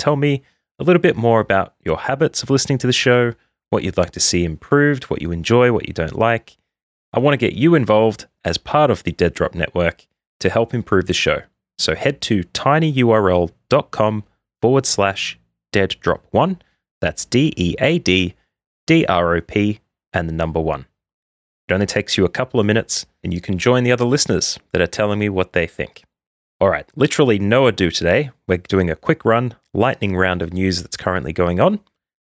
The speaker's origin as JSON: {"language": "English", "country": "Australia", "said": "As an Australian"}